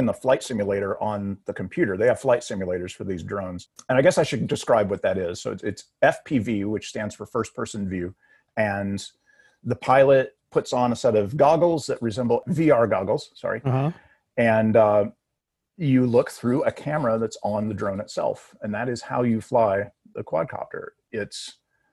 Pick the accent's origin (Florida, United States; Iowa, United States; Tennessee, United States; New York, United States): Tennessee, United States; Nashville; also born or lived in Los Angeles, California / Kingston Springs, Tennessee; I actually grew up here, graduated from Cheatham County Central High School